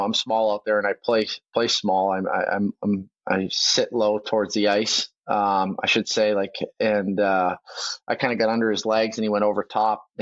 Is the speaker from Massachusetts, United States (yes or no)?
yes; Boston, Massachusetts, United States; now in Vancouver, Canada; I grew up in Boston